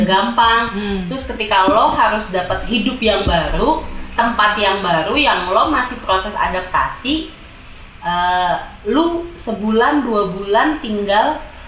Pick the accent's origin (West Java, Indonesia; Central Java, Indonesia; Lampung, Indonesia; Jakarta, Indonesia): Jakarta, Indonesia; moved away as an adult; also born or lived in East Java; Gue anak Jakarta yang lahir dari la, lahir di Jakarta dan besar di Jakarta.